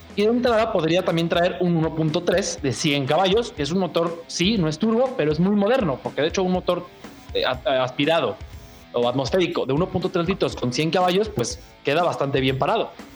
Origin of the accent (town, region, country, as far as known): Mexico